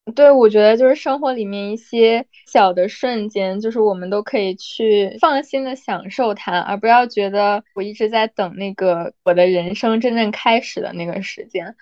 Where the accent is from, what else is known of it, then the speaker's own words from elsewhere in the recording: China; moved away; 我记得我之前在国内的时候有上那个拳击课